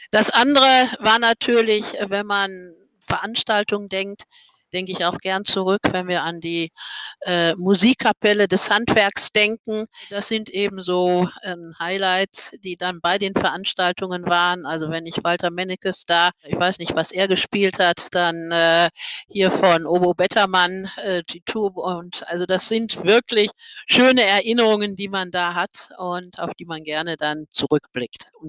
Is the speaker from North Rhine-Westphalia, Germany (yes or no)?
yes; Dortmund, North Rhine-Westphalia, Germany; Es ist eben als Borussia, muss man eben, also als muss nicht, sondern als Dortmunder.